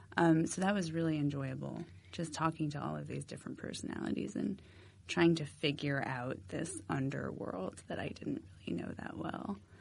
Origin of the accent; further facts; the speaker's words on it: Massachusetts, United States; moved away as an adult; also born or lived in Philadelphia; I'm from Massachusetts. Um, I went to school in Philadelphia